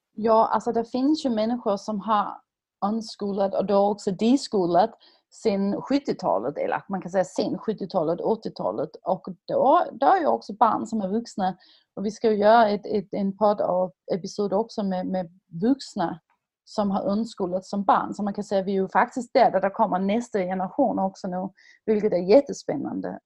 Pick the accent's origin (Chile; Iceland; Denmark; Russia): Denmark; now in Sweden; som dansk, som dock bor i Sverige